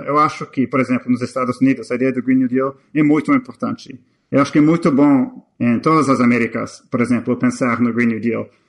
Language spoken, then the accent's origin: Portuguese; Canada; now in United States; eu sou canadense. A minha mãe, a minha mãe é guatemalteca